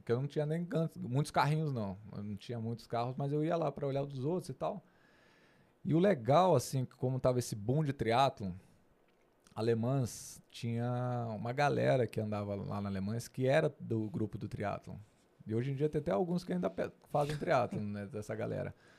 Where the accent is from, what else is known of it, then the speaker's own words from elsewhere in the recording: Brasília, Federal District, Brazil; sou natural de Brasília. Nasci em Brasília, fui criado em Brasília